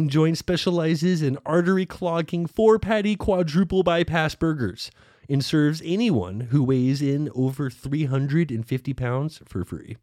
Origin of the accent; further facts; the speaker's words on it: Dallas, Texas, United States; We grew up in Dallas, and even as kids got taken to the famous Dick's Last Resort